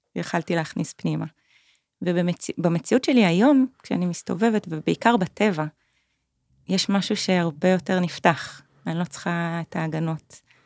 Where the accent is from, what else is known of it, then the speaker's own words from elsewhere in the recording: Kiryat Tiv'on, Northern District, Israel; moved away as an adult; also born or lived in Tel Aviv; now in Pai, Thailand; גדלתי בטבעון, במקום ירוק.